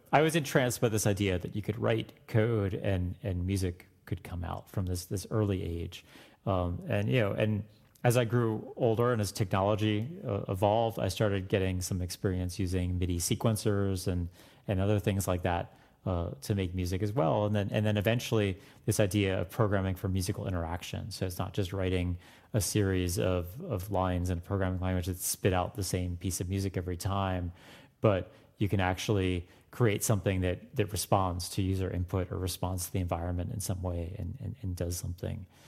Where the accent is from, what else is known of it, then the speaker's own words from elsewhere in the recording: Florida, United States; I grew up in Florida